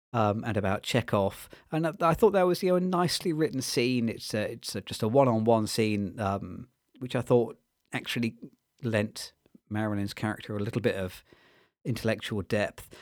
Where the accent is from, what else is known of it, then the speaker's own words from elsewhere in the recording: United Kingdom; as a British viewer